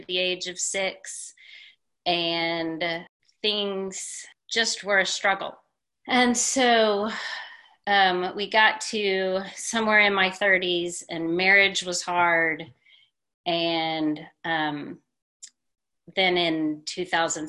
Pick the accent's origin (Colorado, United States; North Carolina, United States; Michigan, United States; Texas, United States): Texas, United States; Houston; Born and raised in Texas, went to college here, got a degree in psychology, went back to Houston where I was raised